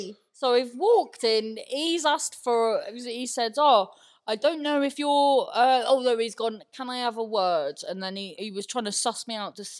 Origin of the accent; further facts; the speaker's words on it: Cornwall, South West England, United Kingdom; accent: Cornish; when I'm irate, I'm very Cornish.